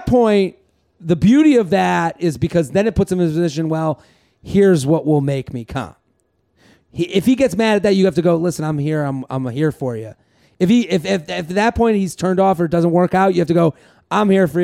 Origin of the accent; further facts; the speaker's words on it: Massachusetts, United States; moved away; I'm from Massachusetts. That makes me think of home